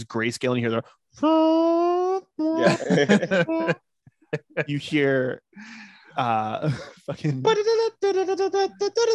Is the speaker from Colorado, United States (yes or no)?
yes; Denver, Colorado, United States; I'm actually from Denver.